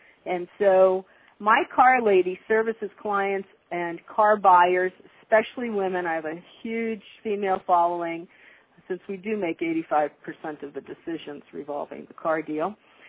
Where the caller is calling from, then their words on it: Las Vegas, Nevada, United States; I'm calling you from Las Vegas, Nevada, and that's why it's still morning here and afternoon where you are, but it's a beautiful day in Las Vegas